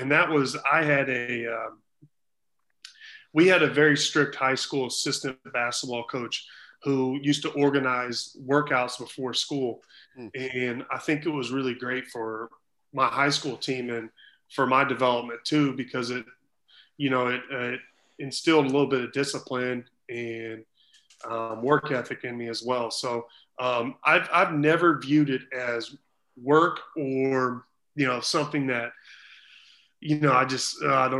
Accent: Missouri, United States; at the time, University of Missouri, my home, you know, my home state university, they were in a little bit of trouble

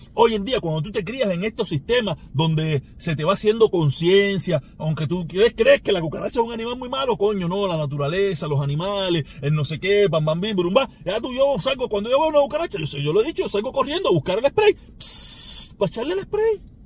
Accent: Cuba; now in United States; yo soy negro, inmigrante, cubano, con limitaciones en el inglés o muchísimas limitaciones en el inglés y yo vivo en este país

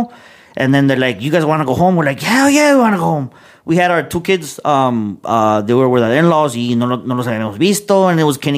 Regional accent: Chicago, Illinois, United States; growing up in the 90s, growing up in Chicago, you grew up with and seeing, you know, the whole gang culture

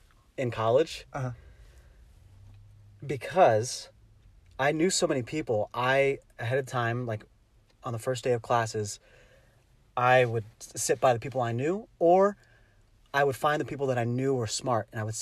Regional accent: Philippines; I'm a Filipino guy.

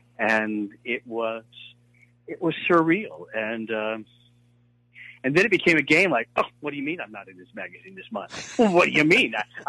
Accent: Hattiesburg, Mississippi, United States; But I'm from Hattiesburg, Mississippi. I mean, I was a little Southern boy, and, you know, my family was not in show business.

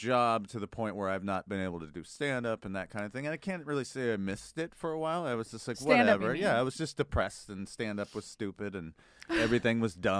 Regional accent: Arizona, United States; also born or lived in California; I grew up in Arizona and California with good and better Mexican food

